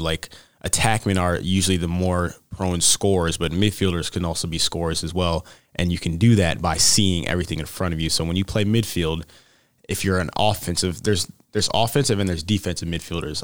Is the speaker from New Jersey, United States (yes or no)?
yes; Mount Laurel, New Jersey, United States; moved away as an adult; I'm originally from Mount Laurel, New Jersey, so pretty far away away from here